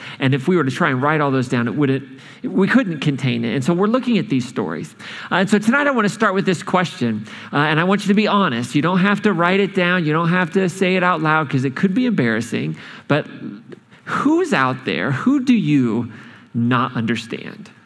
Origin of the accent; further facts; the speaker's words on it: Boston, Massachusetts, United States; I'm from Boston